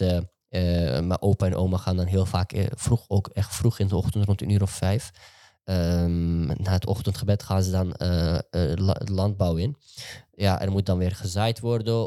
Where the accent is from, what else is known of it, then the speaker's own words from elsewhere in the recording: Amsterdam, North Holland, Netherlands; En ik ben gewoon een gozer die in Amsterdam-West is opgegroeid.